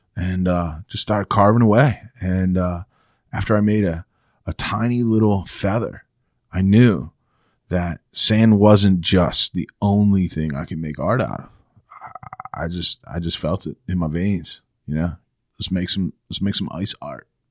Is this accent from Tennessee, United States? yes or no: no; Jupiter, Florida, United States; I grew up in Florida